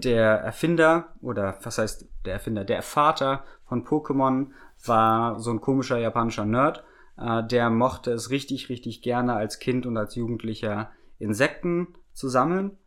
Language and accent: German; Germany; wir als Deutsche